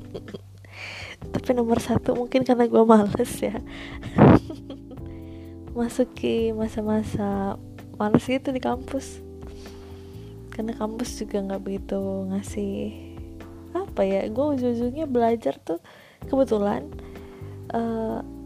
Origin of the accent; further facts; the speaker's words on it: Cibubur, West Java, Indonesia; also born or lived in Bekasi; lahir di Bekasi tapi gue bukan anak Bekasi karena gue lahirnya di ping lahirnya gue tinggalnya di pinggiran Bogor gitu Kabupaten Bogor masuk masuknya daerah Cibubur